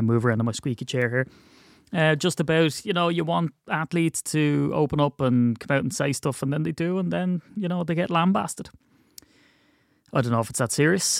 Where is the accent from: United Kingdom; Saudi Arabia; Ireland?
Ireland; it's difficult being Irish